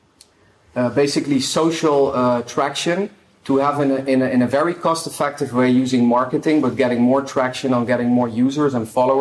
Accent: Netherlands; I'm from the Netherlands

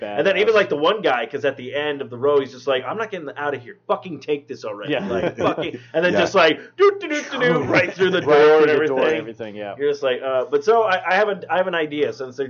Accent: Minnesota, United States; moved away; I'm originally from Minnesota.

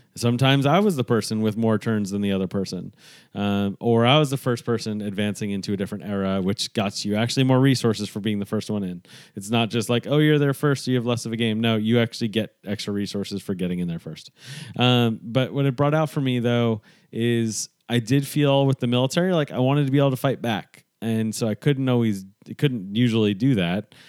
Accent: New York, United States; growing up in New York

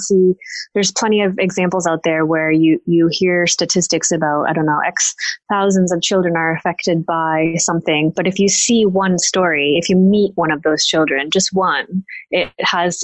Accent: United States; moved away as an adult; being an American based over here

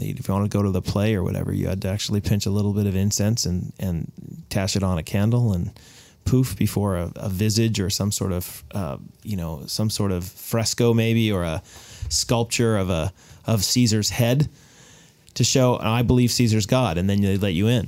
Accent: United States; I'm an American. My mother was Canadian

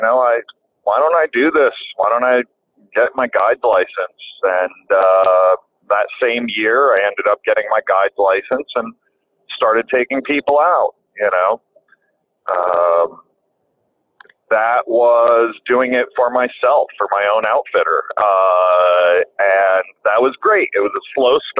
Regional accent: the Catskills, Ulster County, New York, United States; also born or lived in Long Island, New York; how did we get to the Catskills? If I'm from Long Island, well, my father passed away when I was 4 years old

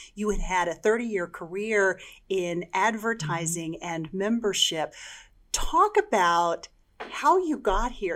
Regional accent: Texas, United States; I'm from Texas

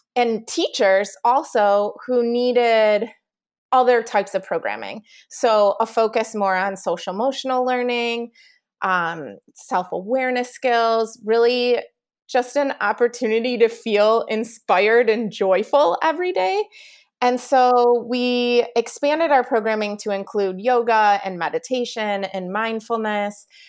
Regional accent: Chicago, Illinois, United States; moved away; also born or lived in New York; I'm from Chicago

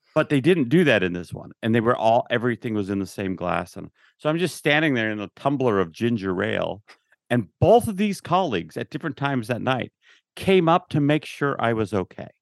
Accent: Utah, United States; I grew up in Utah

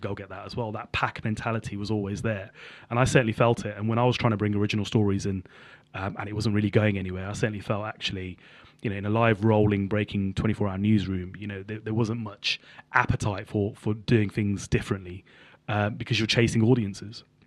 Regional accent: Birmingham, West Midlands, United Kingdom; also born or lived in Sutton Coldfield; I grew up in Birmingham, in inner city Birmingham, in Handsworth

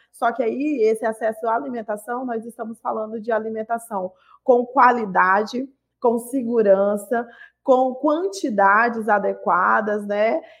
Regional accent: Acre, Brazil; estou aqui no Rio de Janeiro há alguns dias, mas eu sou do Acre, do estado do Acre, sul amazônida

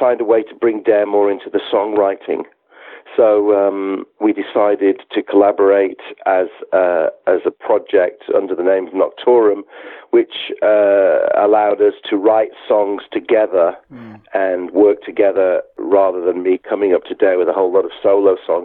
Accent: the Wirral, near Liverpool, North West England, United Kingdom; moved away; We grew up on the Wirral together, near Liverpool

